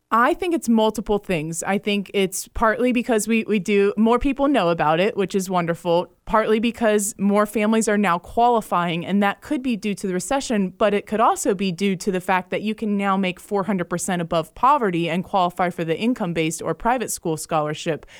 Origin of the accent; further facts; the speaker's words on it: Jacksonville, Florida, United States; I'm from Jacksonville, Florida, and I went to Catholic school up there. I'm a graduate of Bishop Kenny High School